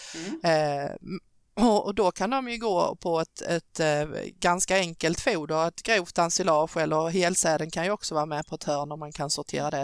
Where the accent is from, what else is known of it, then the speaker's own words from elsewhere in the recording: Skåne, Sweden; accent: Scanian; jag pratar skånska